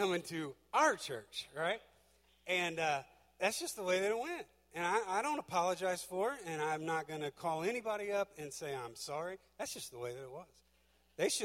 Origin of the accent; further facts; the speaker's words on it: Butler County, Ohio, United States; moved away as an adult; now in Georgia, United States; My house is in Georgia, but my home is right here in Ohio. This will always be home. I grew up in Butler County.